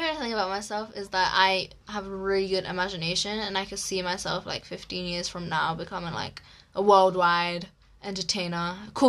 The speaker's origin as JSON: {"language": "English", "region": "England", "country": "United Kingdom", "tie": "born or raised there", "also_born_or_lived": "Egypt", "said": "we were both born in England"}